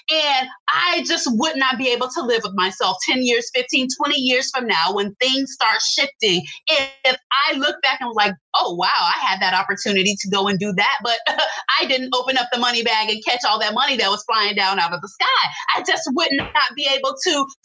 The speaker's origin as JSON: {"language": "English", "town": "Tampa", "region": "Florida", "country": "United States", "tie": "born or raised there", "lives_now": "Orlando, United States", "said": "And I'm from Tampa, born and raised in Tampa."}